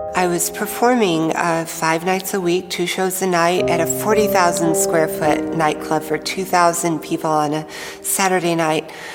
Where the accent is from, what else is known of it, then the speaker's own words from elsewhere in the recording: Tennessee, United States; I grew up in the South in the United States in a state called Tennessee